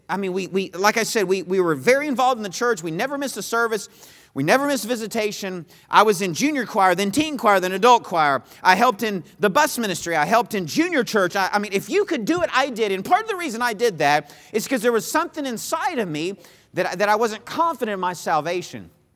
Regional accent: Texas, United States; moved away as an adult; also born or lived in Missouri; I was from Texas, and I went to school in Missouri

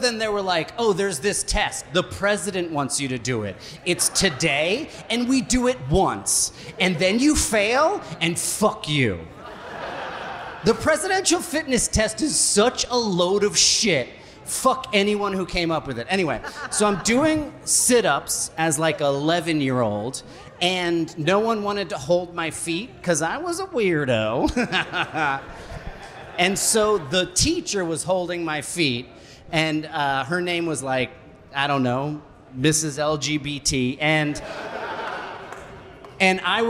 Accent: New Jersey, United States; I grew up in Jersey too.

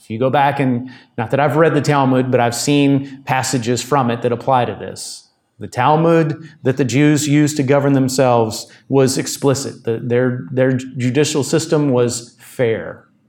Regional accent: United States; us as American Christians

